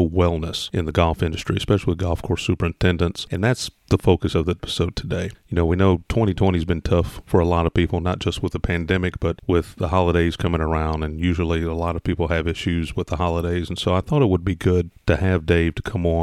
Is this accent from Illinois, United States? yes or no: no; southern Indiana, United States; now in Mississippi, United States; I grew up in southern Indiana, right across the river from Louisville, Kentucky. So, you know, now I live in Mississippi